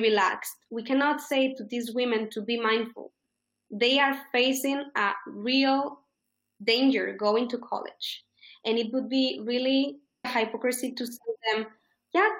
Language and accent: English; Spain; first language Spanish; English is a second language; also born or lived in United States; In Spain, we study English from preschool